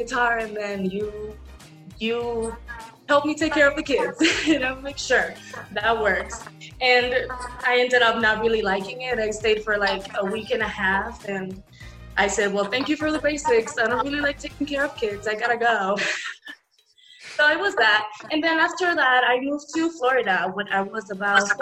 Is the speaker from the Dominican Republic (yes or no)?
yes; Dominican Republic; moved away; I was born and raised in Dominican Republic to a marimba singer dad and a dentist mom.